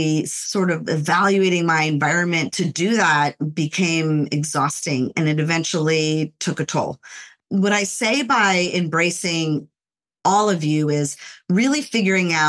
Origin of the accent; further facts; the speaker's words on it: Los Angeles, California, United States; I grew up in the Los Angeles area, born in the city of Los Angeles, and I was raised there until I was around 5 or 6 years old